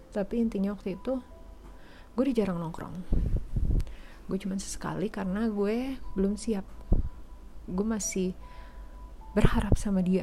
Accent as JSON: {"language": "Indonesian", "region": "West Sumatra", "country": "Indonesia", "said": "karena suku dia Jawa gue Padang eh sorry dia Jawa gue Minang"}